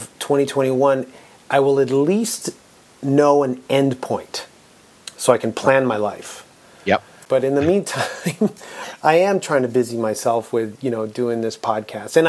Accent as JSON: {"language": "English", "town": "Toronto", "region": "Ontario", "country": "Canada", "tie": "born or raised there", "said": "we both grew up in Scarborough"}